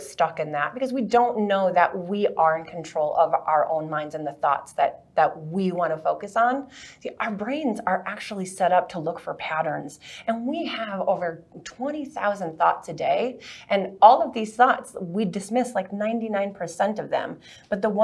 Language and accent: English; Minnesota, United States; I grew up in Minnesota in the 70s